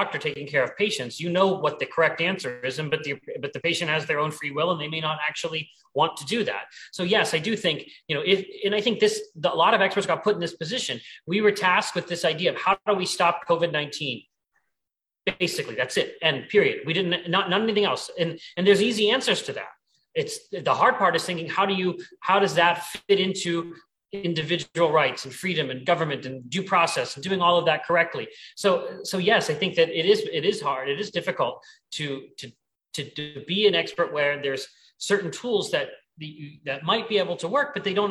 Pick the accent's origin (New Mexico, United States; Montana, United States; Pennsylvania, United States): Pennsylvania, United States; in my home state in Pennsylvania